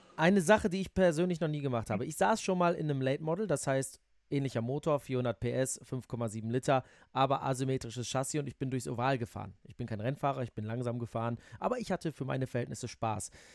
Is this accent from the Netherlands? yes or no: yes; Netherlands; now in Germany; Weil ich bin in den Niederlanden auf Ovalen aufgewachsen